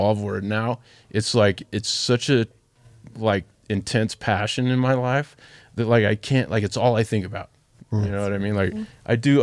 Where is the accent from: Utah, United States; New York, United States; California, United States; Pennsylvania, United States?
Utah, United States; Ogden; I grew up in Ogden, inner Ogden